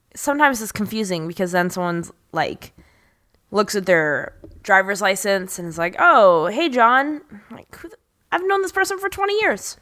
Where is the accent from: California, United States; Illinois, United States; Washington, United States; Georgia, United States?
California, United States; Oceanside; I'm from Oceanside. I'm not from San Diego proper